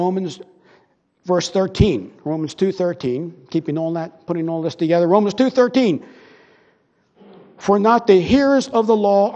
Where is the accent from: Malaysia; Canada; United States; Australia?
United States; Broomall, Pennsylvania; I grew up in Broomall, and our house was on Westchester Pike